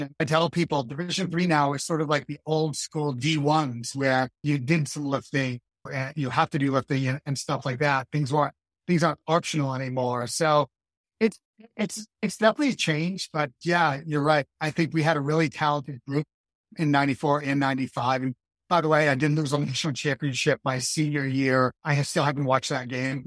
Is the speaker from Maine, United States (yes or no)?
yes; Maine, United States; growing up in Maine